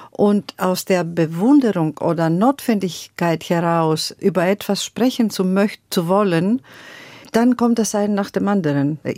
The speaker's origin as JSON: {"language": "German", "country": "Greece", "tie": "born or raised there", "second_language": "German", "moved": "yes", "lives_now": "Germany", "said": "das, das, wir sind so aufgewachsen in Griechenland. Wir wachsen so mit dem Rhythmus und Melodie und ich lasse es es eigentlich fließen."}